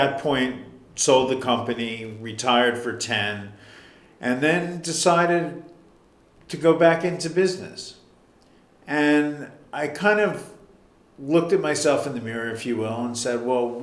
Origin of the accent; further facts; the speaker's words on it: Huntingdon Valley, Pennsylvania, United States; I grew up in, I guess it was Huntington Valley at the time